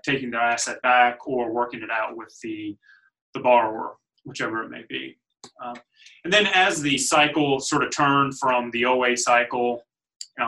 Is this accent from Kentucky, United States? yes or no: yes; Louisville, Kentucky, United States; I was born and raised in Louisville, so Louisvillian from the start